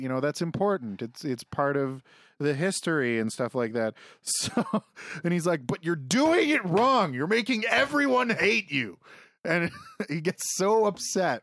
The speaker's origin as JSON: {"language": "English", "country": "Canada", "said": "I'm from Canada and don't speak German"}